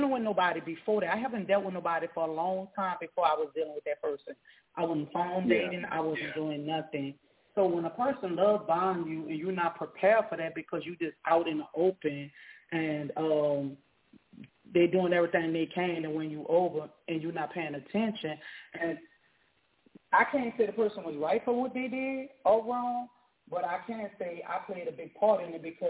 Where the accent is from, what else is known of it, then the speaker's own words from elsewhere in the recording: Louisiana, United States; also born or lived in South Dallas, Texas; now in Dallas, United States; although I'm born and raised in Louisiana, I've been out here 17 years, I rep Bond Farm, South Dallas